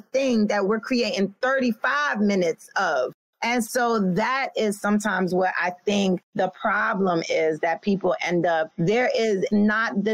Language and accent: English; New York City, New York, United States; I come from a place from Brooklyn, New York, with a real street team mentality